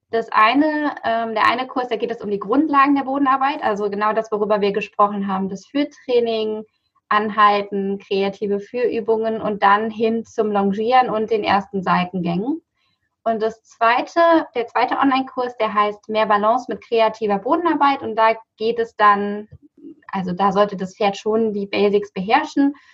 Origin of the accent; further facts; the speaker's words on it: Buchholz in der Nordheide, Lower Saxony, Germany; Ja, ich komme aus Buchholz in der Nordheide. Das ist ähm, das südliche, also südlicher Raum von Hamburg. Ähm, was ist das? Nordöstliches Niedersachsen.